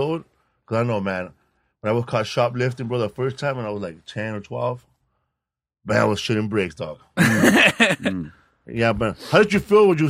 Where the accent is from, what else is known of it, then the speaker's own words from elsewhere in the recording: Los Angeles, California, United States; I grew up in Pico Aliso.